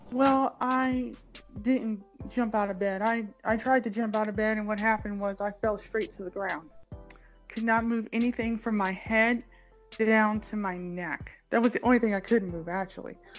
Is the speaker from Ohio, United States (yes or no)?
yes; Cleveland, Ohio, United States; I was born in Cleveland, Ohio, um, 42 years ago